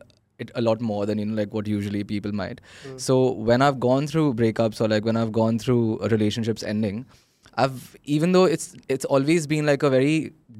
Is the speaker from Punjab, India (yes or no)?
yes; Ludhiana, Punjab, India; I am from Ludhiana.